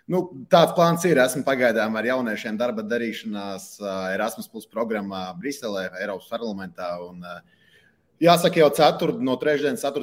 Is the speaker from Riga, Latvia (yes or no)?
yes; Riga, Latvia; Es īstenībā esmu dzimis Rīgā un Pārdagovā. Tā kā saknes man ir Pārdagova, īstenībā tur ļoti tuvu arī Arkādijas stadionam